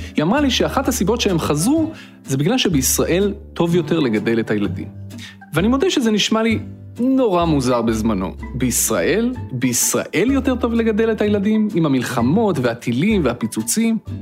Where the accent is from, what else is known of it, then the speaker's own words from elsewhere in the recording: Petah Tikva, Central District, Israel; moved away as an adult; now in Cambridge, United States; גדלתי בפתח תקווה